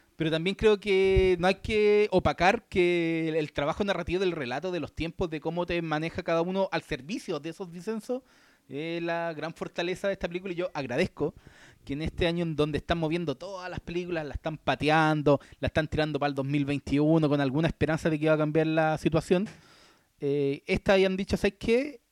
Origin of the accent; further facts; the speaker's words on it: Chile; nosotros como chilenos